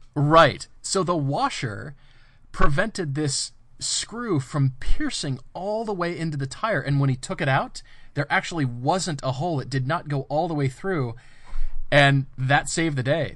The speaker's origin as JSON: {"language": "English", "region": "Colorado", "country": "United States", "tie": "born or raised there", "said": "I grew up in Colorado."}